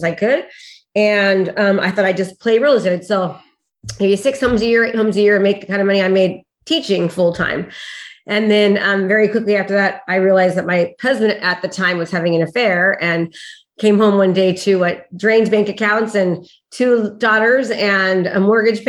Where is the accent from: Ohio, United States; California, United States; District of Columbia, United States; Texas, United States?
California, United States; Discovery Bay; I'm from Discovery Bay, California. It's in between Sacramento and San Francisco.